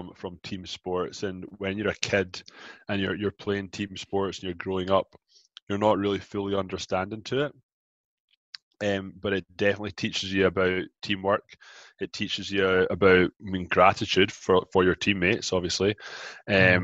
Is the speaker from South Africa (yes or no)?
no; Scotland, United Kingdom; moved away as an adult; also born or lived in Glasgow; now in Toronto, Canada; I grew up in Scotland. I moved from Glasgow to Canada, Toronto, Ontario, about 13 years ago